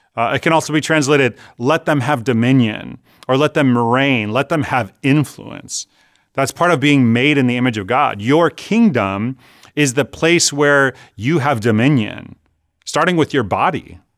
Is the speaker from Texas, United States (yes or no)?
no; California, United States; I'm Californian